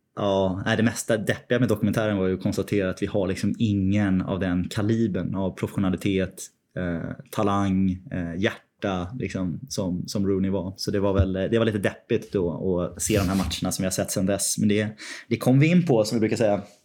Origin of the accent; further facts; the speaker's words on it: Sweden; moved away as an adult; now in London, United Kingdom; Jag var ju hemma i Sverige ganska många veckor